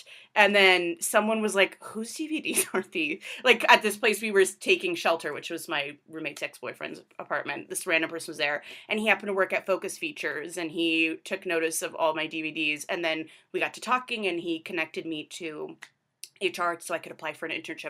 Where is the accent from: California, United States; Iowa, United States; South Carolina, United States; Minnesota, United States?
California, United States; Corona; also born or lived in New York; now in Los Angeles, United States; I am from Corona, California, which is in Riverside County, so not LA, it's in Southern California.